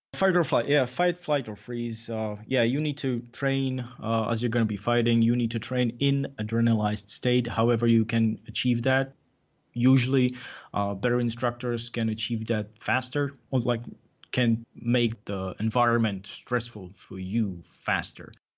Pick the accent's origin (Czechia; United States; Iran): Czechia; English is a second language; moved away; I was from Czech Republic